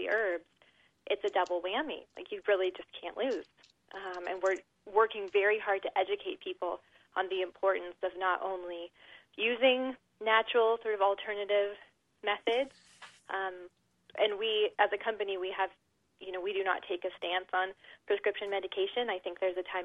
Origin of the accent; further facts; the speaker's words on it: Southern California, United States; I was raised in Southern California